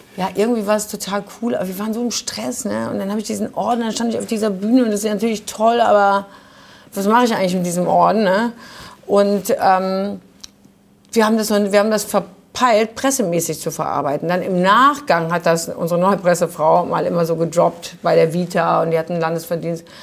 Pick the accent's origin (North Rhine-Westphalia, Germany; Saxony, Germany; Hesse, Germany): North Rhine-Westphalia, Germany; Düsseldorf; Ich bin in Düsseldorf geboren